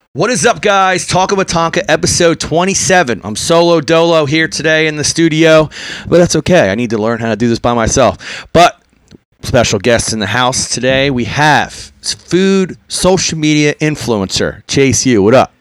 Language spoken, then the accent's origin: English; Philadelphia, Pennsylvania, United States; I grew up in Port Richmond